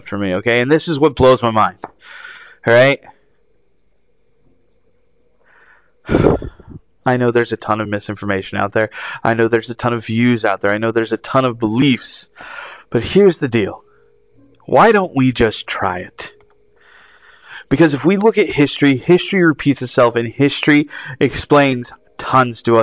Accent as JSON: {"language": "English", "country": "United States", "said": "as an American people"}